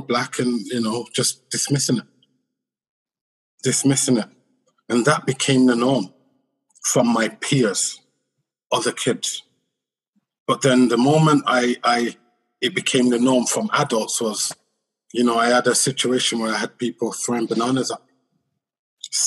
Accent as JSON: {"language": "English", "region": "England", "country": "United Kingdom", "tie": "born or raised there", "said": "I'm born and raised in England, growing up in England, you know, in the 70s and the 80s"}